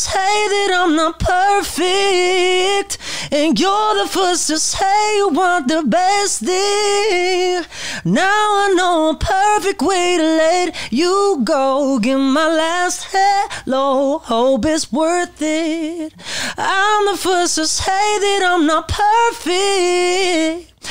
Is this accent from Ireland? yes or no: no; United Kingdom; born or raised there; moved away as an adult; now in Los Angeles, United States